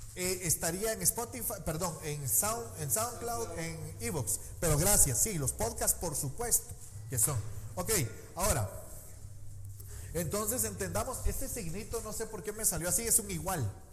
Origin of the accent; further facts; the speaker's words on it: Guatemala; como típico chapín no salí huyendo